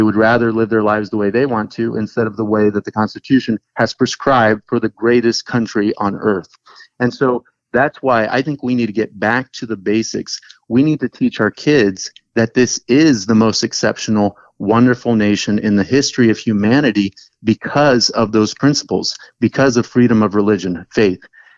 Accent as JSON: {"language": "English", "country": "Brazil", "tie": "born or raised there", "also_born_or_lived": "Texas", "moved": "as an adult", "lives_now": "United States", "said": "I was born in Texas, and then when I was three, my dad took us back down to Brazil, and because his dad actually worked there for a number of years. And so I wouldn't exchange that background for anything. From age 3 to 19, I grew up there."}